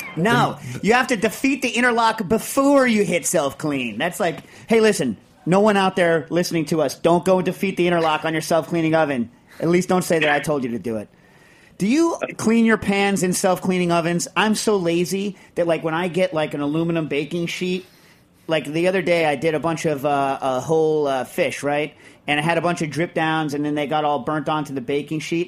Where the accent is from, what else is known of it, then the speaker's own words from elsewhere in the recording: United States; I'm an American